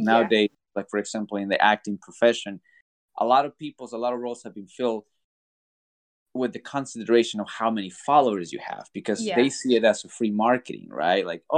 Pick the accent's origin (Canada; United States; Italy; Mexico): Mexico; born there; moved away; because, you know, like I said, I was born in Mexico, was a lot of tackle.